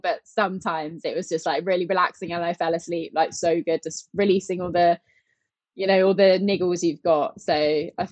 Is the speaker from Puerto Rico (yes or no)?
no; England, United Kingdom; we're from England